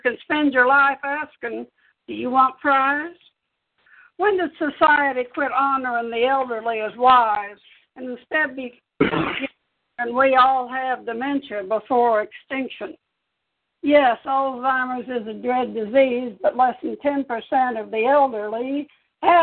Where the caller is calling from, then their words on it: Topeka, Kansas, United States; I'm calling from Topeka, Kansas